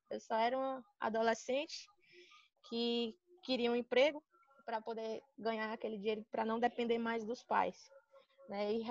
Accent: Sobral, Ceará, Brazil; now in Fortaleza, Brazil; Eu sou do interior de Sobral, moro lá em Sobral, passei a vida toda lá, nunca quis saber de outra coisa.

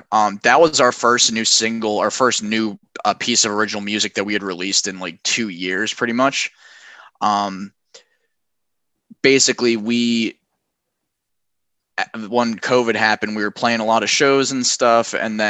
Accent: Delran, New Jersey, United States; So we're originally from Delray, New Jersey, which I know Beyond the Static is based in Philly. We're right across the bridge, like 20 minutes away from Center City.

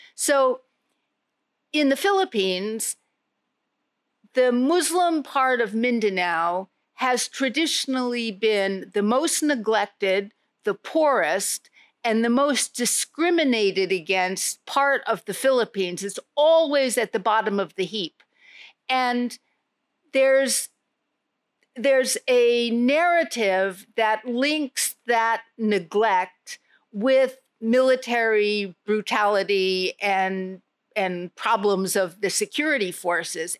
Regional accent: New York, United States; moved away as an adult; also born or lived in Jakarta, Indonesia; now in Indonesia; I'm a New Yorker, born and bred.

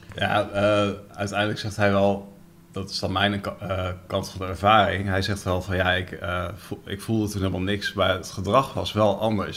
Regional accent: Netherlands; ik ben ook Nederlander

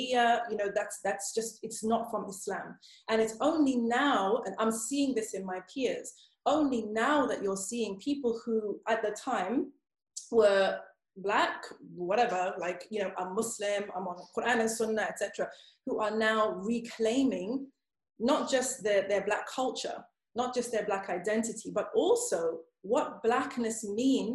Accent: Zimbabwe; now in United Kingdom; I grew up in Zimbabwe, so I grew up in Africa

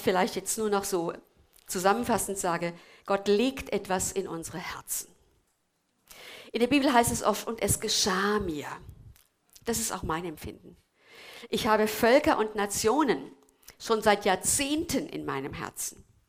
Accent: Germany; wir als Deutsche

